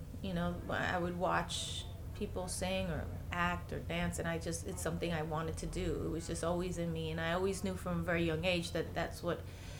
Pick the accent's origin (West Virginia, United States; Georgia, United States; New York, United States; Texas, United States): New York, United States; New York City; moved away; also born or lived in Los Angeles; I grew up on Castle Hill, yep. Castle Hill Avenue in the Bronx, Black Rock, and that's where it all began.